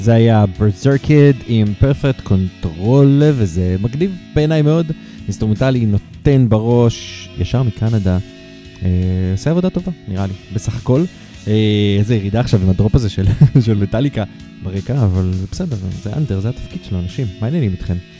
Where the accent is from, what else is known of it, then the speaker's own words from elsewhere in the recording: Haifa, Haifa District, Israel; אני חיפאי